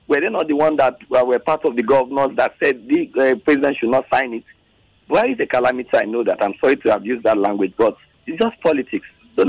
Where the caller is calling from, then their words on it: Lagos, Nigeria; I'm calling from Lekki.